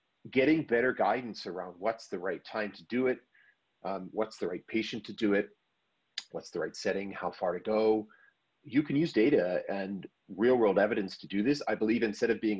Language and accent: English; United States; I'm an American